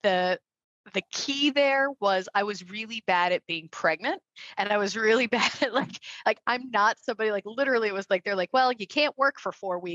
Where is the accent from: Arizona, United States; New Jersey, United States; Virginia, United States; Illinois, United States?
Arizona, United States; West Valley; I was from the West Valley